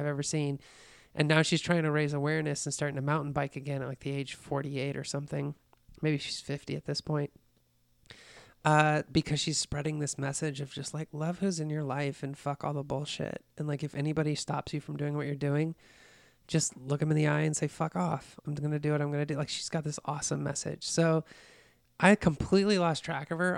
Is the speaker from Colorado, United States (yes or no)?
yes; Colorado, United States; I grew up in Colorado